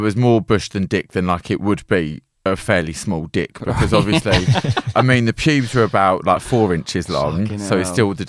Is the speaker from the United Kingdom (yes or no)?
yes; United Kingdom; as being British